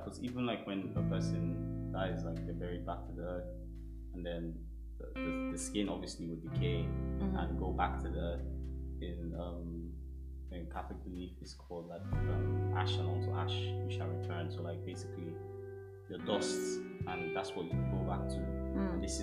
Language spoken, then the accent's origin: English; Nigeria; now in London, United Kingdom; from Nigeria